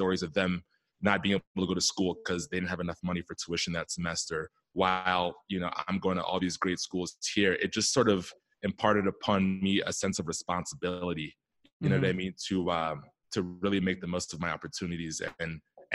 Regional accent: Silver Spring, Maryland, United States; I grew up out east in the DC area on the Maryland side in Silver Spring, Maryland

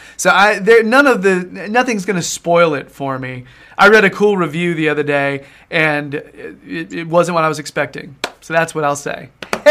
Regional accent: the South, United States; I'm from the South.

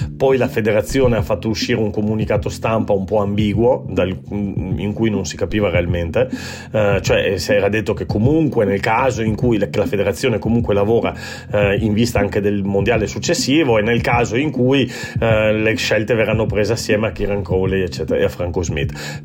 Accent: Treviso, Veneto, Italy; also born or lived in Turin; sono torinese di, di, di, famiglia, però cresciuto a Treviso

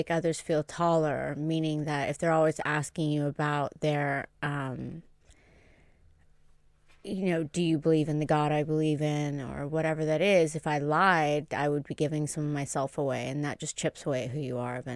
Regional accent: Tuscany, Italy; I grew up in Tuscany in a Duke's estate, so suck it.

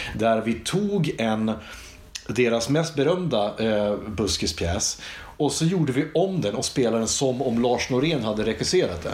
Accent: Iggesund, Gävleborg County, Sweden; Vi gick ut i skogen hemma i Iggesund

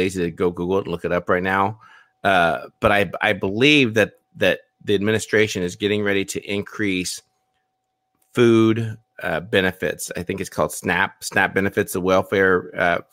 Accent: United States; I was born in the States

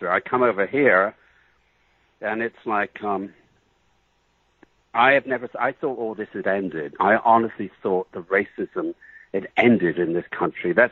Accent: England, United Kingdom; You know, I'm, I'm a little bit exotic because I came from England, you know, and that's about it.

